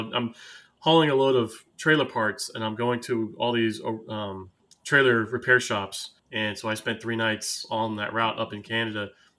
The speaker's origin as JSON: {"language": "English", "region": "South Florida", "country": "United States", "tie": "born or raised there", "said": "Like I grew up in South Florida."}